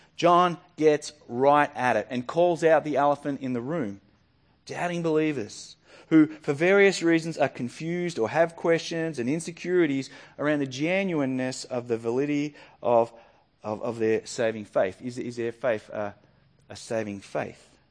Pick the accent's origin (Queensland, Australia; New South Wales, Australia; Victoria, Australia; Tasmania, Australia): Victoria, Australia; Yackandandah; moved away; Yakindando is my hometown, it's where I grew up